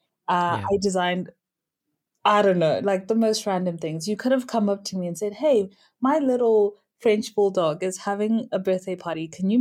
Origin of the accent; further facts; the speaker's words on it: Zimbabwe; Not necessarily just from my home country, I'm Zimbabwean, but from everywhere.